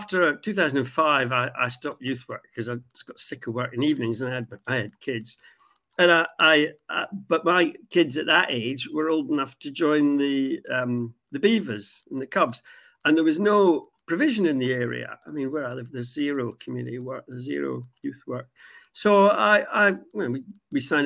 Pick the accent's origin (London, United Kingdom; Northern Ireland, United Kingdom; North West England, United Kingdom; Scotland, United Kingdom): Scotland, United Kingdom; Aberdeen; I grew up in Aberdeen, Catholic family in a Protestant city